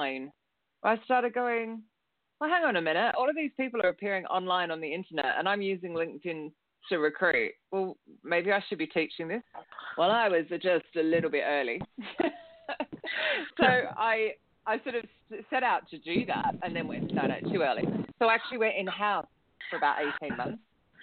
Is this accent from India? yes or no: no; Australia; moved away as an adult; now in London, United Kingdom; And that was in 2003 when I moved to London from Australia, hence the strange accent.